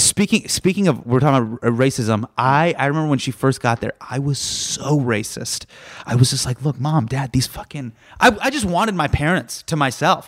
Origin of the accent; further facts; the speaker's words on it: Davis, California, United States; I grew up in Davis, which is right, it's k, k, if you're familiar with where San Francisco is, it's about, about an hour away.